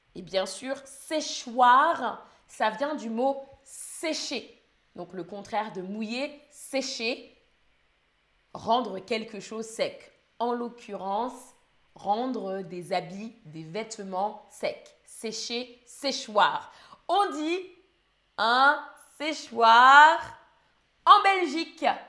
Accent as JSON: {"language": "French", "region": "Île-de-France", "country": "France", "said": "Moi, je viens d'Île-de-France et je dis étendoir"}